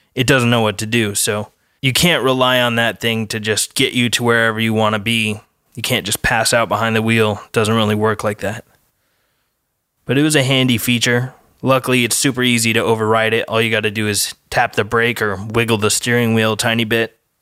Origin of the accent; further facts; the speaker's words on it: Colorado, United States; I'm from Colorado, so we don't have any surfing out there